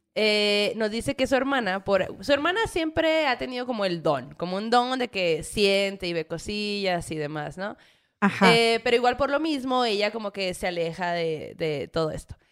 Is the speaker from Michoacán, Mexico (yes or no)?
no; Hermosillo, Sonora, Mexico; now in Mexico City, Mexico; yo como que crecí en Sonora, en Hermosillo